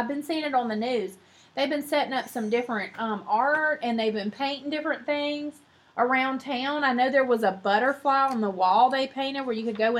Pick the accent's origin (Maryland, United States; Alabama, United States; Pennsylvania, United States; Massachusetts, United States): Alabama, United States; Mobile; moved away; I'm from Mobile. I'm not from here.